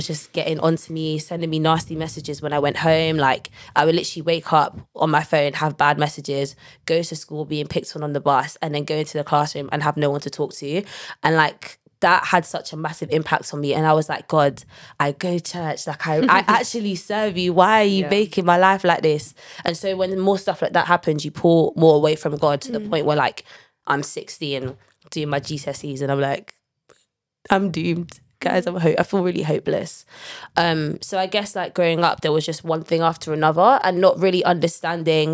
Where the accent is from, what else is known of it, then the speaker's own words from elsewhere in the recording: London, United Kingdom; I grew up in North London, you know, best part of London.